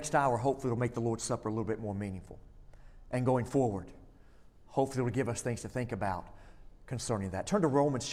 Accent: Florence, United States; I grew up in Florence

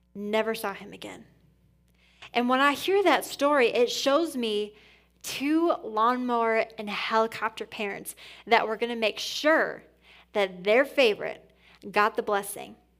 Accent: Port Huron, Michigan, United States; moved away as an adult; also born or lived in Indiana / Atlanta, Georgia; now in Grand Rapids, United States; I'm born and raised on the east side of Michigan

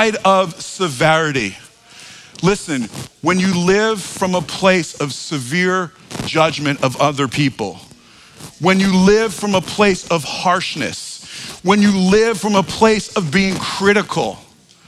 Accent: New York, United States; accent: New York; my New York accent

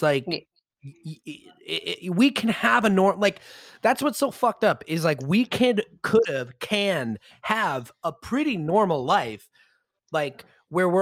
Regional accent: United States; our identity as Americans

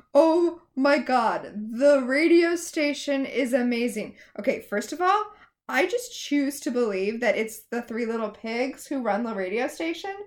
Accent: Florida, United States; I grew up in Florida

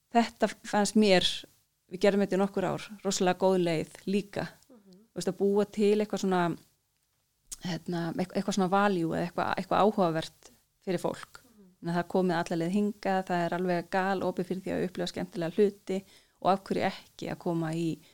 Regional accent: Iceland

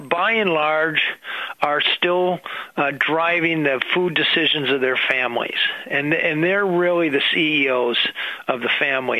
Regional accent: Minnesota, United States; I'm a Minnesotan

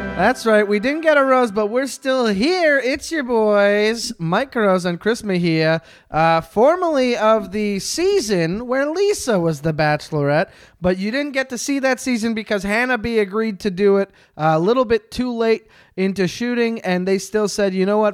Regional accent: Quebec, Canada; I'm from Quebec

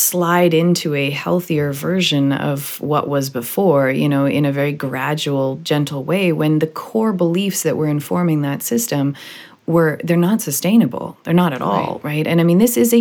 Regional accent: Vancouver, British Columbia, Canada; also born or lived in Miami, United States; I'm from Vancouver, you know, it's up by Seattle

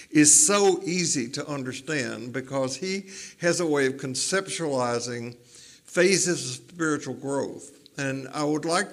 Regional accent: Tennessee, United States; growing up in Tennessee, it was don't drink, don't smoke, don't dance, or go with anybody who does

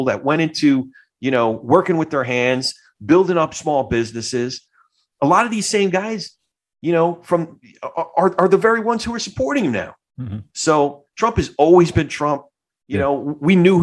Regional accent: New Jersey, United States; also born or lived in Brooklyn; I grew up, my family's all from Brooklyn, but I grew up more on the Jersey side

